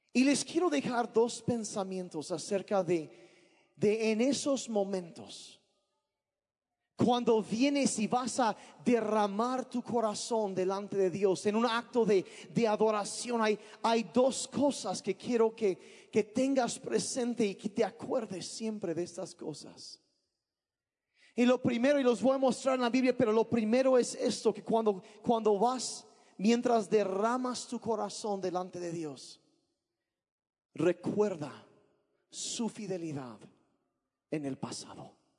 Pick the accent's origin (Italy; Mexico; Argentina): Mexico; Sonora; now in Oaxaca, Mexico; yo crecí en Sonora, mis papás eran misioneros y crecía allá